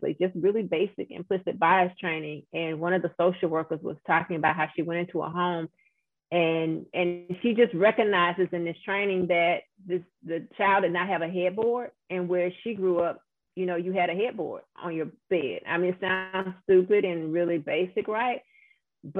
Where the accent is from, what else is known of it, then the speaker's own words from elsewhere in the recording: Louisiana, United States; my home state of Louisiana